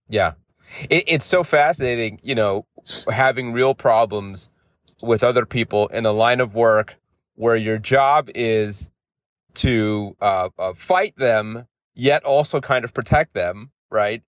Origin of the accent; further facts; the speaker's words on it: New York City, New York, United States; I grew up in the in the Bronx